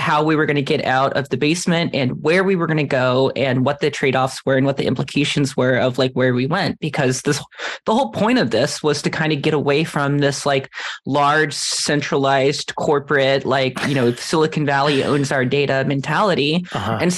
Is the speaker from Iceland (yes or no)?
yes; Iceland; moved away; my home country of Iceland